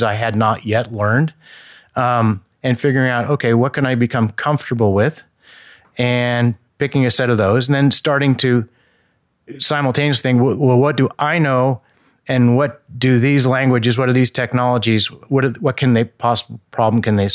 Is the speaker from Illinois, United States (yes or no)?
no; Indiana, United States; moved away; I come from Indiana